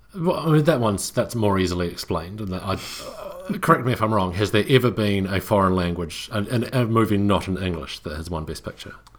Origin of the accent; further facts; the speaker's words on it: New Zealand; I'm from New Zealand